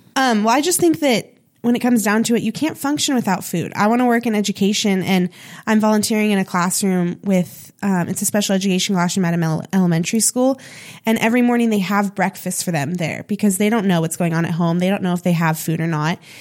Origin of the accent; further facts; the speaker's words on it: Sonoma, California, United States; moved away as an adult; now in Chico, United States; my hometown a little bit, Sonoma